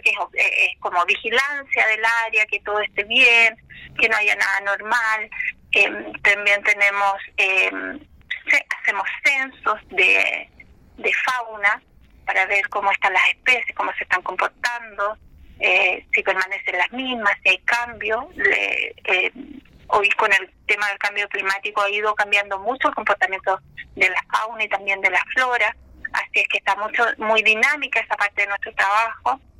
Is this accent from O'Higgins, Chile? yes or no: no; Malalcahuello National Reserve, Araucanía, Chile; llegué a la Reserva Nacional Mar Maralcahuello, de donde soy oriunda